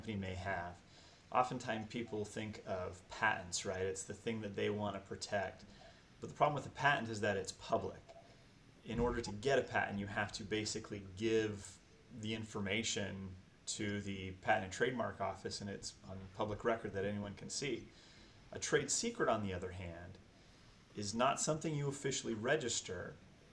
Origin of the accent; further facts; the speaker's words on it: Sacramento, California, United States; moved away as an adult; now in Sioux City, United States; I grew up in the Sacramento, California area, and then slowly but surely worked my way over here to the Midwest